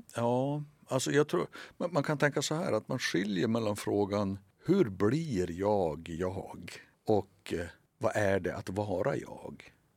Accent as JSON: {"language": "Swedish", "region": "Västernorrland County", "country": "Sweden", "also_born_or_lived": "Norrbotten", "accent": "Norrländska", "moved": "yes", "said": "Jag, jag, jag är från Västernorrland och bott i Västerbotten och Norrbotten"}